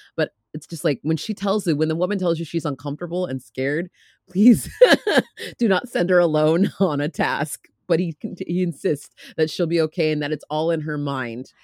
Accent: United States; I'm American

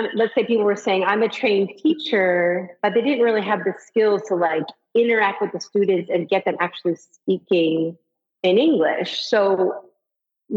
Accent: California, United States; moved away as an adult; also born or lived in San Francisco, United States; now in Samara, Costa Rica; I grew up in California

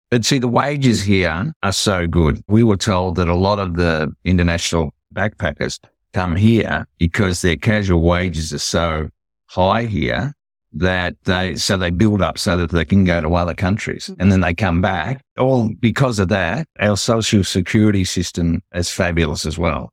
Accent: Australia; we're from Australia.

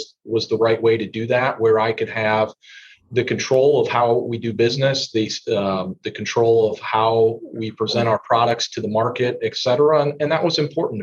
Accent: Indiana, United States; my home state of Indiana

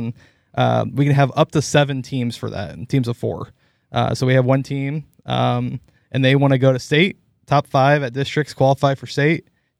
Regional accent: Lone Tree, Iowa, United States; I grew up in Lone Tree, Iowa, down south of Iowa City there.

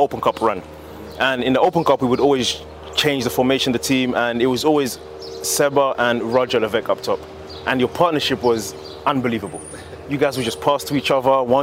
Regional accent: England, United Kingdom; moved away as an adult; also born or lived in Akron, Ohio / Seattle; I grew up in England

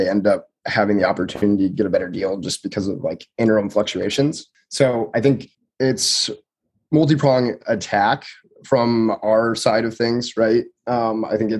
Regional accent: Truckee, California, United States; moved away; also born or lived in Reno, Nevada / Berkeley, California; I'm originally from Truckee, California, so I spent a lot of time in Reno growing up

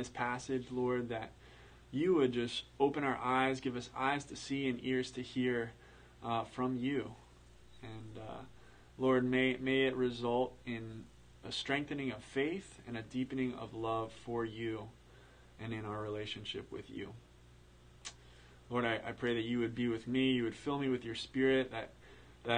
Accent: Pennsylvania, United States; I'm from Pennsylvania

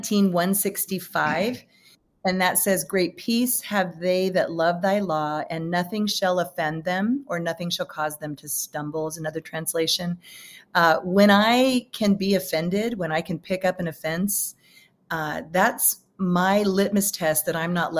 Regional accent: San Francisco Bay Area, California, United States; I grew up in the San Francisco Bay Area

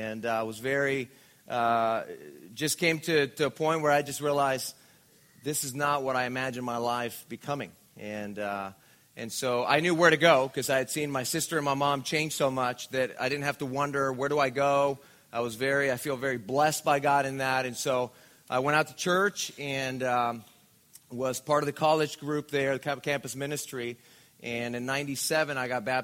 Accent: Mexico; now in Orange County, United States; I was born and raised in Mexico

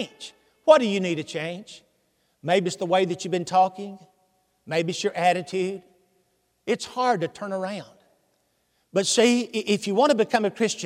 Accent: Hendersonville, Tennessee, United States; accent: southern; Hendersonville, Tennessee. That's home

